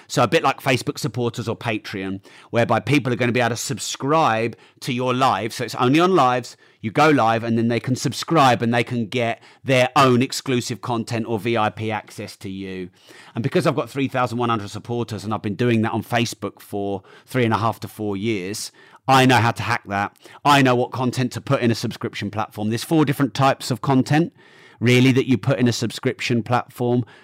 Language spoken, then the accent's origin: English; United Kingdom; I'm very British.